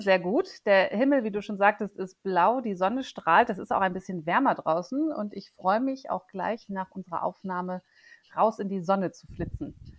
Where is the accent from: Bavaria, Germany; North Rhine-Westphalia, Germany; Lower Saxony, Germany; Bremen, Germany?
Bremen, Germany; moved away as an adult; also born or lived in Ruhr area; now in Munich, Germany; lebe in München, bin aber gebürtige Bremerin.